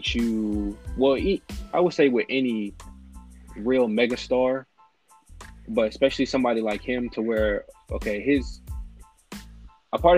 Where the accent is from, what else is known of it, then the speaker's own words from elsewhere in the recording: Louisiana, United States; growing up, this was a Lakers household because my mom, aunt, and all of them, even though we're from Louisiana